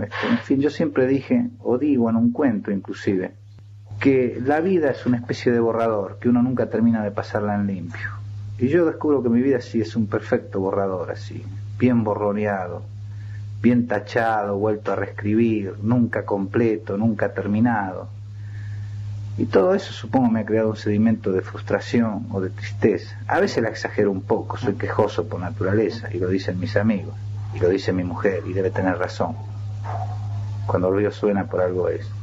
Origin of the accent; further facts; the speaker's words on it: Chacabuco, Buenos Aires Province, Argentina; now in Buenos Aires, Argentina; hablar de Chacabuco es un poco hablar de mi infancia